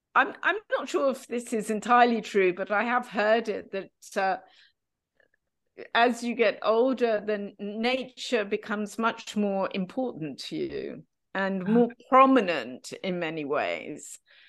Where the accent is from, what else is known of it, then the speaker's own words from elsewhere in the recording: United Kingdom; So Alain is French and Dutch, and I am British. He didn't want to live in London. I didn't want to live in Amsterdam, where he was at the time.